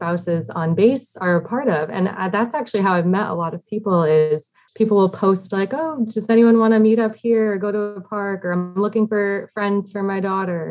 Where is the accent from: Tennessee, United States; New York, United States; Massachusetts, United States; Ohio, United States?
Massachusetts, United States; moved away as an adult; also born or lived in South Carolina; now in Washington, D.C. area, United States; I grew up in Massachusetts in a small town